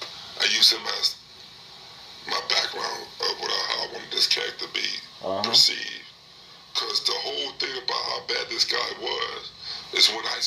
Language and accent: English; Compton, California, United States; I'm from Compton. I went to Birch Elementary. I went to Enterprise Junior High School. And I went to Compton High School. I went to Long Beach City College. And I went to Cal State